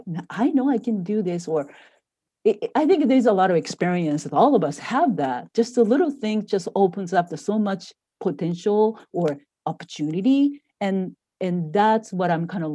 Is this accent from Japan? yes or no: yes; Japan; moved away as an adult; now in United States; I grew up in Japan